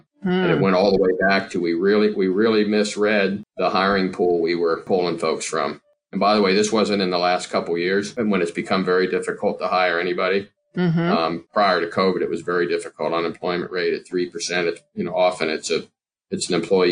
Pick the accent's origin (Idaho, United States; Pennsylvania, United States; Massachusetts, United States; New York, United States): Pennsylvania, United States; we have three facilities here in Pennsylvania, like we talked about. The first one we opened was here in my hometown.